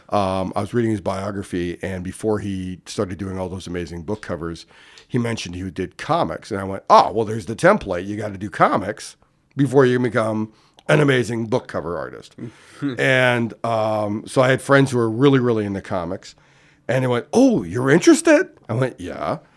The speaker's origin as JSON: {"language": "English", "town": "Winnipeg", "region": "Manitoba", "country": "Canada", "tie": "born or raised there", "also_born_or_lived": "Ontario", "moved": "yes", "said": "I grew up in Winnipeg, Manitoba"}